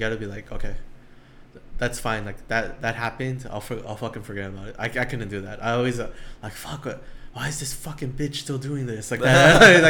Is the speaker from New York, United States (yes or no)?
no; Long Beach, California, United States; I grew up in Long Beach.